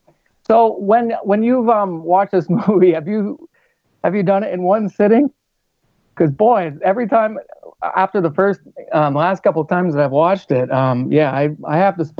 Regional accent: Vermont, United States; now in North Dakota, United States; I grew up in Vermont, and that was a little too exciting for me. So I headed west, but stayed in the same kind of climate.

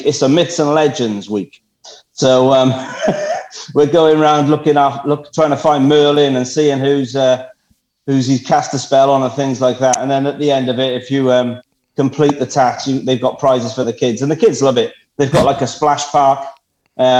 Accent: Cardiff, Wales, United Kingdom; Oh, I'm from Wales. I'm from South Wales.

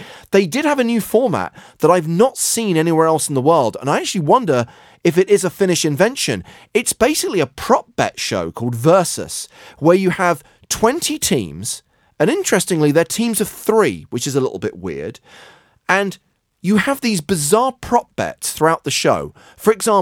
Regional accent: United Kingdom; moved away; in the United Kingdom, my home country

